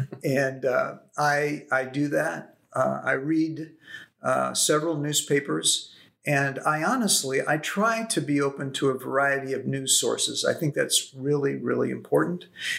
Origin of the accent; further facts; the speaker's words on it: Brussels, Belgium; born there; also born or lived in Africa; I grew up on the mission field. I was born in Brussels, Belgium. My parents were on their way to Africa.